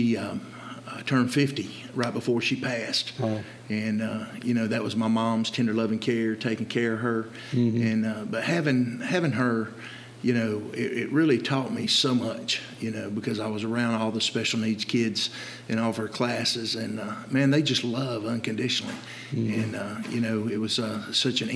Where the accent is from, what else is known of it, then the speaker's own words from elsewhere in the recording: Dalton, United States; opened up a gym, Dynabody Fitness, in my hometown in Dalton